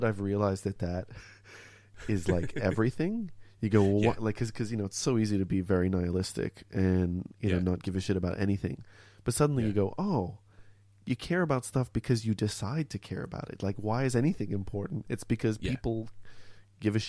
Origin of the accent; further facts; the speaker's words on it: Montreal, Quebec, Canada; accent: North American sounding; now in Melbourne, Australia; I grew up in Montreal in Canada.